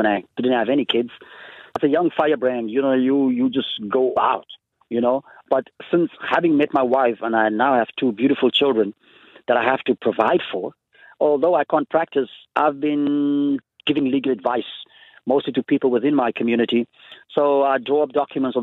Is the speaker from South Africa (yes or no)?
yes; South Africa; growing up in South Africa, you know, I grew up under the apartheid system